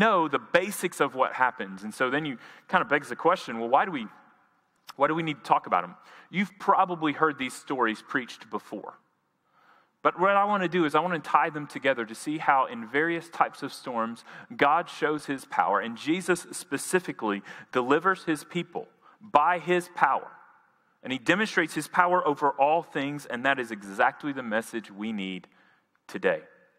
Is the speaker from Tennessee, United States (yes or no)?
yes; Jackson, Tennessee, United States; moved away; I'm from Jackson, Tennessee. I spent 18 years of my life there.